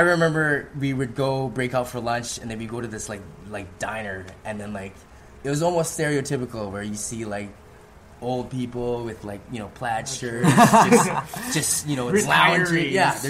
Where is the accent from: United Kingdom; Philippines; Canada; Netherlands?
Philippines; I didn't really want to sort of use that as a gimmick, like, oh, I'm this Filipino guy, you know, like